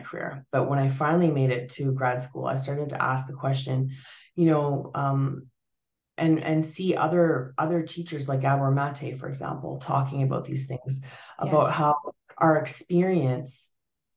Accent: Canada; also born or lived in Portugal; My family, we're Portuguese. I was born in Portugal, and we emigrated to Canada in the early 80s. No, late 70s

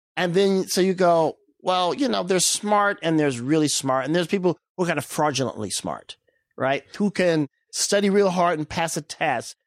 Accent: East St. Louis, Illinois, United States; moved away as an adult; also born or lived in Centreville, Illinois; now in Beverly Hills, United States; I would say grew up in East St. Louis.

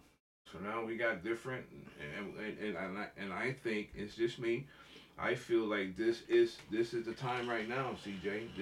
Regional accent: Miami, Florida, United States; moved away; I'm from Miami. You know, I'm 305 all the way

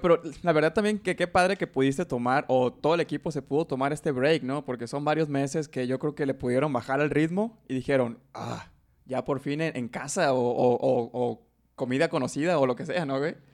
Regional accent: Mexico; Yo hasta que salí de México

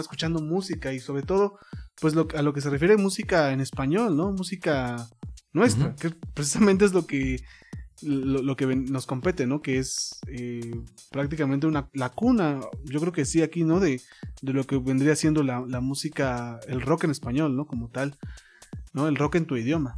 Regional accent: Mexico; nosotros como mexicanos

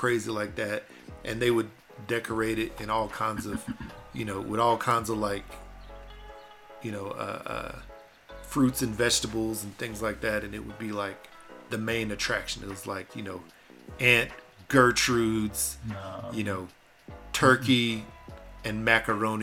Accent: Texas, United States; I was born in Texas and raised by parents who could cook

